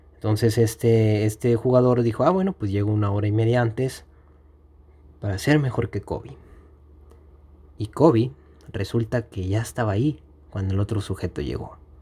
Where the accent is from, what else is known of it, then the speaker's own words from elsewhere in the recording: Mexico; aquí en mi país, que es México